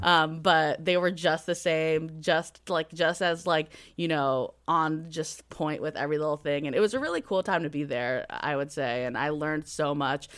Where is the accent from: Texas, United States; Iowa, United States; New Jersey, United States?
New Jersey, United States; Atlantic City; I'm from Atlantic City, New Jersey